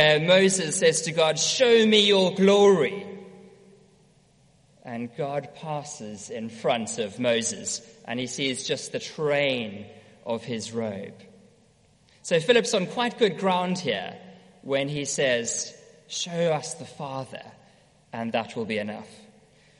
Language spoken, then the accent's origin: English; South Africa; moved away; also born or lived in Edinburgh; growing up in South Africa, used to have my own sailing boat.